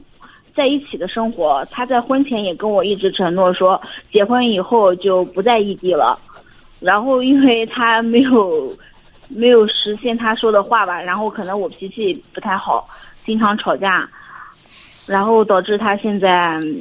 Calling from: Anhui, China; 我在本着我在安徽，我们安徽这边上班。

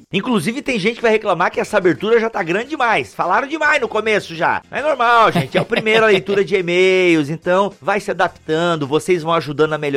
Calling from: Vespasiano, Minas Gerais, Brazil; Sou de Vespasiano, Minas Gerais, ouvinte assíduo de podcast.

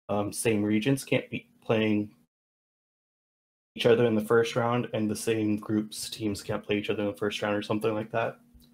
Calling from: Seattle, Washington, United States; Seattle, Washington.

